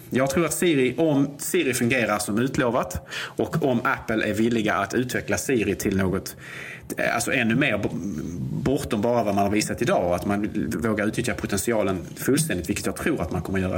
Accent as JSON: {"language": "Swedish", "country": "Sweden"}